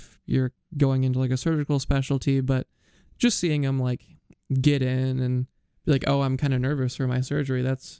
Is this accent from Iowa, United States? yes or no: yes; Iowa, United States; born or raised there